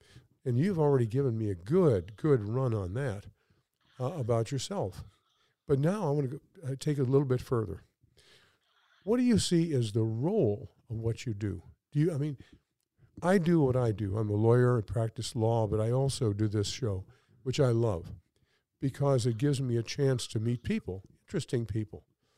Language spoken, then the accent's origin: English; Michigan, United States; And I said, well, I'm from Michigan.